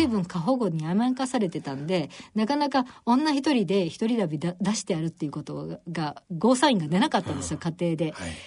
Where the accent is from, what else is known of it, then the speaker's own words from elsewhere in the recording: Nara, Japan; 奈良です。奈良県奈良市なんですけど